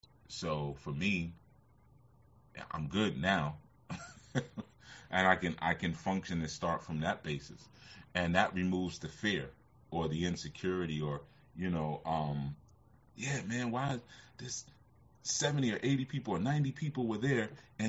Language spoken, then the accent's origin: English; Oakland, California, United States; Yeah, because you know, growing up in Oakland, you know what I mean?